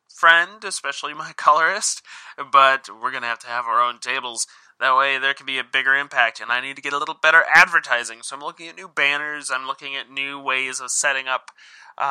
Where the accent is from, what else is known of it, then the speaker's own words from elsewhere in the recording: Sioux Falls, South Dakota, United States; I'm from Sioux Falls, South Dakota, which is the biggest city in our state